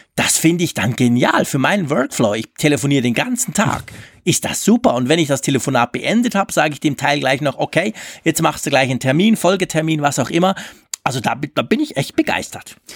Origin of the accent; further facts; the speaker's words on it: Switzerland; als Schweizer